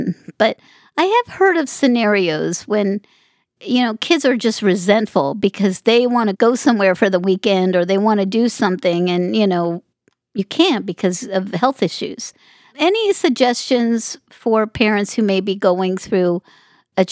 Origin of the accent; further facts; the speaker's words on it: Las Vegas, Nevada, United States; I grew up in Las Vegas, so I grew up in a community that, you know, made their living on gaming